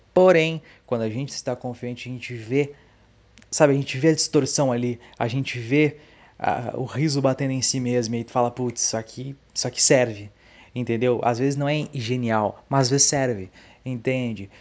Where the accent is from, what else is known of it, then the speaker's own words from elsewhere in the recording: Dom Pedrito, Rio Grande do Sul, Brazil; also born or lived in Santa Maria / Canoas; a minha cidade natal